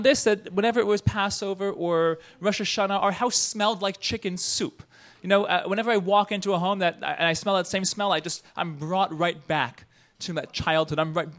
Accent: New Jersey, United States; So growing up, I grew up in the New York area, so did Liz. I grew up in northern New Jersey

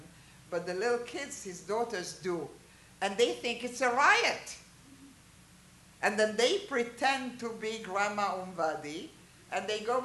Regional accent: Haifa, Haifa District, Israel; I was raised in Haifa. I have family living there

